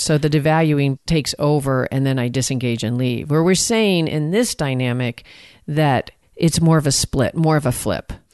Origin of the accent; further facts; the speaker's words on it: Texas, United States; accent: Texan; I'm from Texas